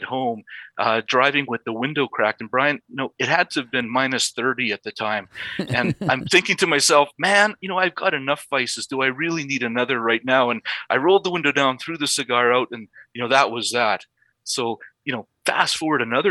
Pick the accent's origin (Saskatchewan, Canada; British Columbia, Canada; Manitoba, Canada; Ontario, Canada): Saskatchewan, Canada; now in Calgary, Canada; I now live in Calgary, Alberta, but I grew up a small town prairie boy in the province of Saskatchewan.